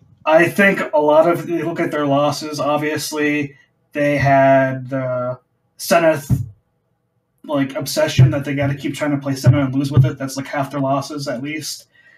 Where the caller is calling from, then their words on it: Boise, Idaho, United States; I am calling from Boise, Idaho.